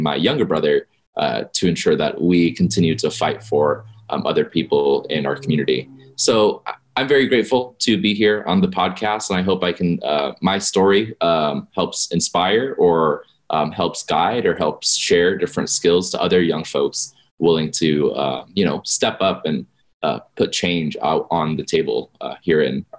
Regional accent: Las Vegas, Nevada, United States; born or raised there

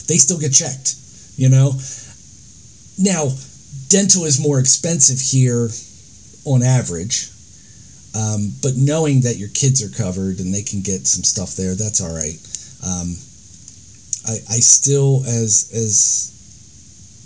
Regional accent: United States; now in New Zealand; as an American

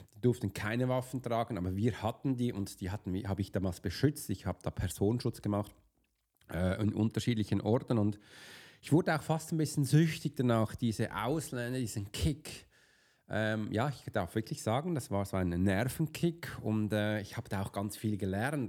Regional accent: Basel, Basel-Stadt, Switzerland; kam ein bisschen zu spät als Basler

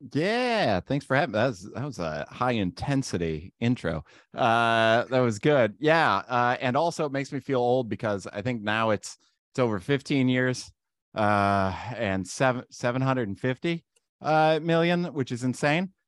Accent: Randolph, Ohio, United States; I was born and raised in Randolph, Ohio

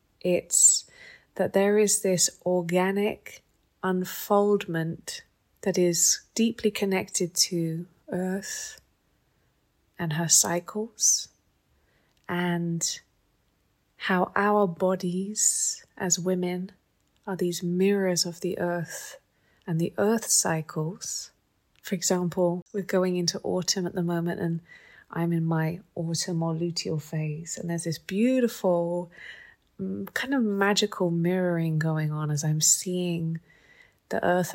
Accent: England, United Kingdom; I was brought up in England.

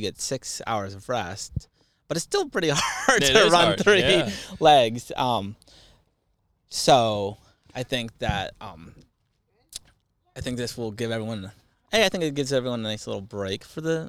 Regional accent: New Hampshire, United States; growing up in New Hampshire, you're very sheltered to a lot of things

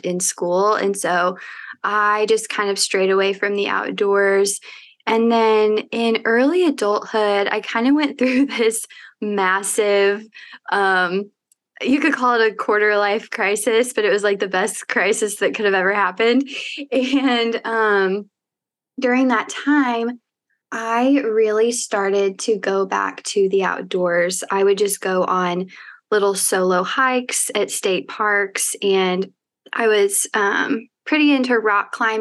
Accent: Evansville, Indiana, United States; born or raised there; moved away as an adult; also born or lived in Bloomington, Indiana; now in Indianapolis, United States

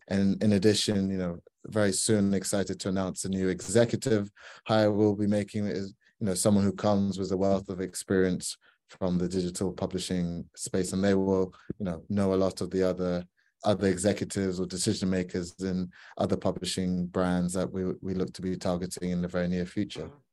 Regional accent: Ghana; I'm from Ghana

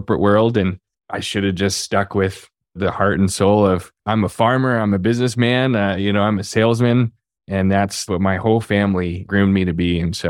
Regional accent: Reading, Pennsylvania, United States; But I grew up on DeLong Christmas Tree Farm in Reading, Pennsylvania, or just outside of Reading, Pennsylvania.

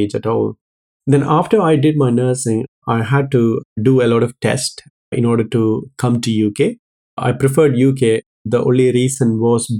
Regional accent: Kerala, India; moved away as an adult; now in United Kingdom; I was born in South India in a place called Kerala.

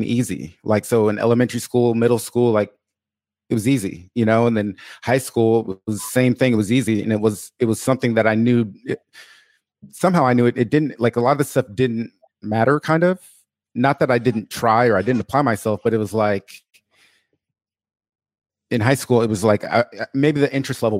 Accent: Portland, Oregon, United States; I was born and raised in Portland, Oregon

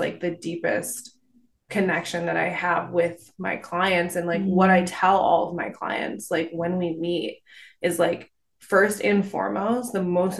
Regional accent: Detroit, Michigan, United States; also born or lived in Tahoe; now in Vermont, United States; I grew up in Detroit

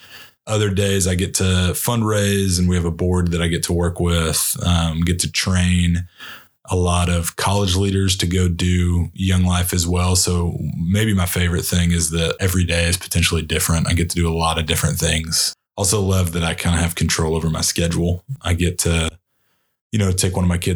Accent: Texas, United States; I'm from Sherland, Texas

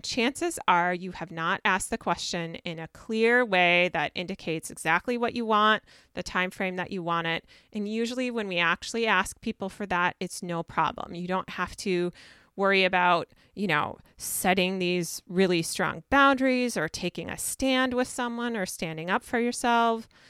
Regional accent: Minnesota, United States; I'm from Minnesota

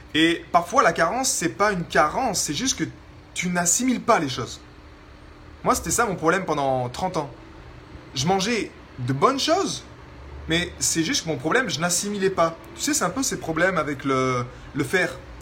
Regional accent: France; vu que j'ai grandi en France, dans la culture française

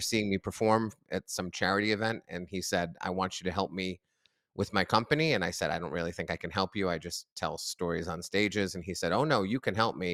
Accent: near Boston, Massachusetts, United States; grew up near Boston

